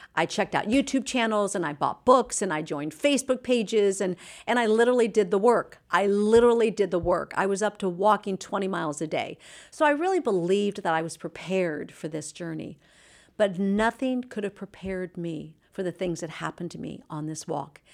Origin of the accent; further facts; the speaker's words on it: Anaheim, California, United States; I'm from Orange County, California